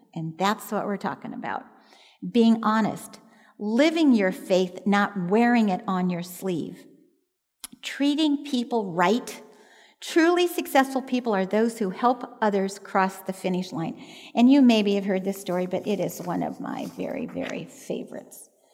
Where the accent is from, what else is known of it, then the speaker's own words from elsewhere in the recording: Southern California, United States; I was born and raised in Southern California